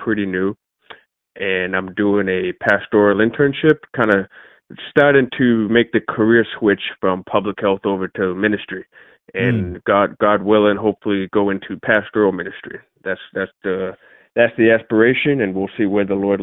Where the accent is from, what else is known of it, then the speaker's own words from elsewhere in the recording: Massachusetts, United States; moved away as an adult; now in Charlotte, United States; I grew up in New England, was born and raised in Massachusetts